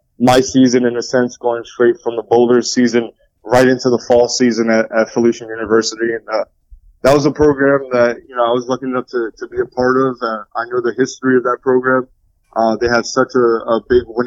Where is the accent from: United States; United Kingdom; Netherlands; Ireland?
United States; Rockland County, New York; I was from Rockland County